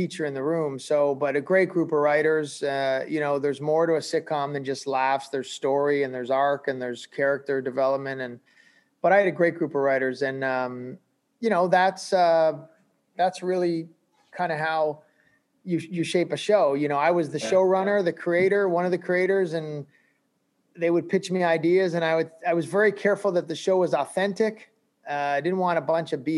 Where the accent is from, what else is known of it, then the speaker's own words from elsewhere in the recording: Canada; also born or lived in Glasgow, Scotland (family); I'm this Canadian looking sounding guy with this British sort of upbringing.